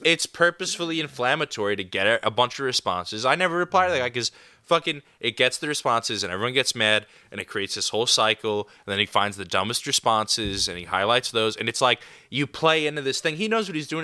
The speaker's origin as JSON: {"language": "English", "region": "New York", "country": "United States", "tie": "born or raised there", "said": "I grew up in New York."}